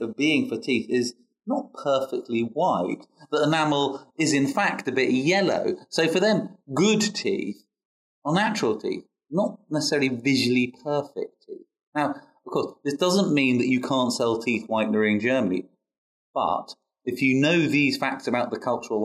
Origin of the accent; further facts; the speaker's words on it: United Kingdom; as a Brit